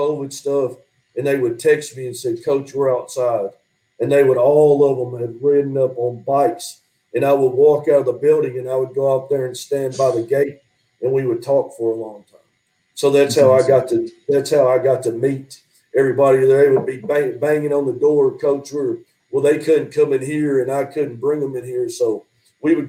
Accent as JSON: {"language": "English", "region": "Southeast Missouri", "country": "United States", "tie": "born or raised there", "moved": "as an adult", "lives_now": "Crossett, United States", "said": "I grew up in Southeast Missouri"}